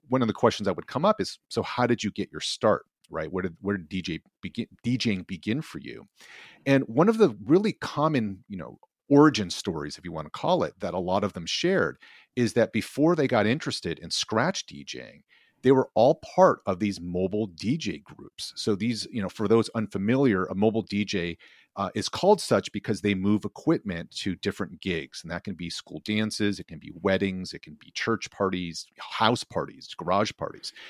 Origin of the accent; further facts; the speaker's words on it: outside of Boston, Massachusetts, United States; I grew up outside of Mass, outside of Boston as a kid.